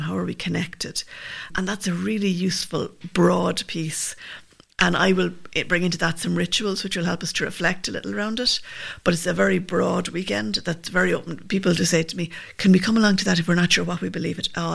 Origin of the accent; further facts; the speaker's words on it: Limerick, Munster, Ireland; also born or lived in Milltown Malbay; I'm from Limerick, but my dad's from Milltown